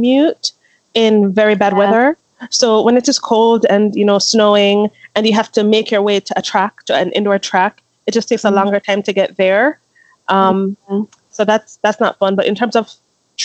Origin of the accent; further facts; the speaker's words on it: Jamaica; moved away as an adult; also born or lived in Philadelphia region, Pennsylvania, United States; now in Michigan, United States; I moved from Jamaica to Pennsylvania, to the Philly region, for school, for university